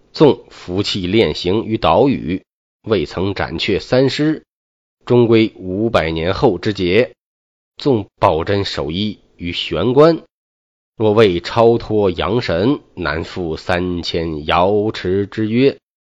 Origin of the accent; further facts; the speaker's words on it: China; 我们中国